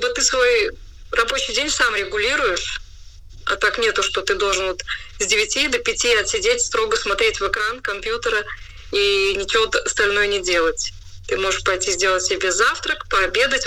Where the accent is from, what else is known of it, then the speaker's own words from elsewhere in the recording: Rēzekne, Latgale, Latvia; я сама из Резекна